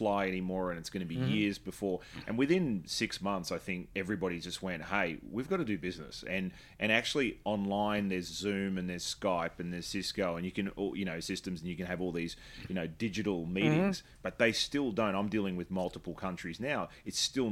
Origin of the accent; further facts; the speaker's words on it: Australia; as an Australian